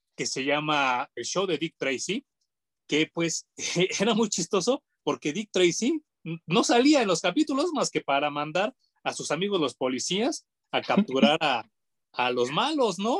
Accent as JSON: {"language": "Spanish", "country": "Mexico", "said": "como de mexicano"}